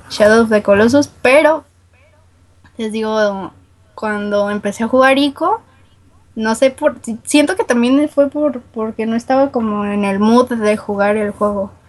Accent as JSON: {"language": "Spanish", "town": "Guadalajara", "region": "Jalisco", "country": "Mexico", "said": "Sí me han dicho que tengo acento norteño, pero no, soy de Guadalajara."}